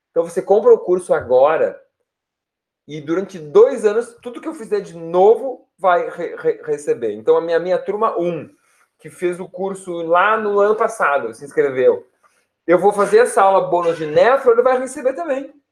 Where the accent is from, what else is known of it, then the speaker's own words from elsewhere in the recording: Porto Alegre, Rio Grande do Sul, Brazil; Eu sou de Poa, sim, vivo e moro em Porto Alegre.